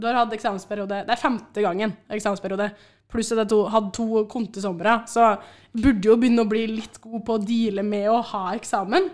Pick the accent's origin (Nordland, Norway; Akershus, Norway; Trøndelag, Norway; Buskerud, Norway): Trøndelag, Norway; Trondheim; jeg har vært hjemme på Byåsen hele uka.